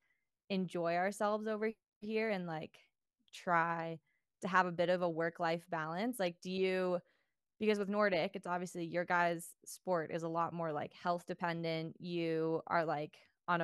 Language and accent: English; Canada; moved away as an adult; also born or lived in Colorado; being a Canadian living over here